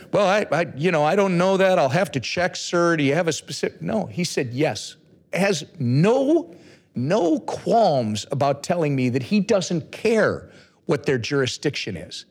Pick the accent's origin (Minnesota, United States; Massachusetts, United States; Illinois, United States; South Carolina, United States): Minnesota, United States; I'm from Minnesota.